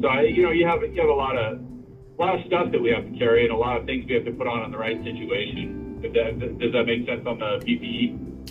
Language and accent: English; San Jose, California, United States; I grew up grew up in uh, Almaden, San Jose